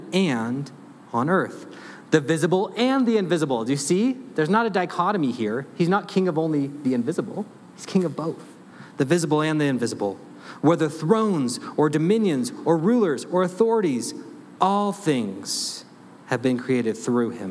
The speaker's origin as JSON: {"language": "English", "country": "United States", "said": "I'm a pastor. I'm an American."}